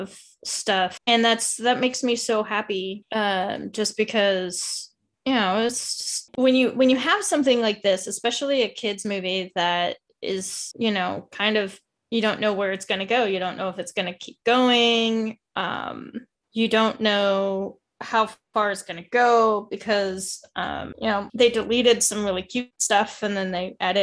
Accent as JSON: {"language": "English", "region": "Alaska", "country": "United States", "tie": "born or raised there", "said": "I grew up in Alaska."}